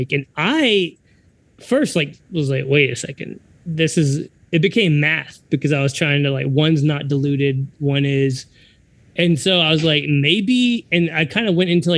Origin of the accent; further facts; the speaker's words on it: Texas, United States; I'm born and raised in Texas